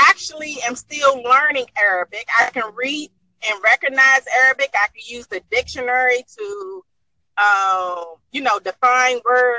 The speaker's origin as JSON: {"language": "English", "town": "Washington", "region": "District of Columbia", "country": "United States", "tie": "born or raised there", "said": "I'm from the United States."}